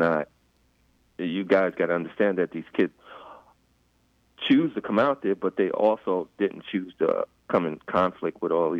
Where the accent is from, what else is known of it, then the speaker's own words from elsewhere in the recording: New York City, New York, United States; moved away as an adult; also born or lived in Iowa City; now in Washington, D.C., United States; I grew up in Queens.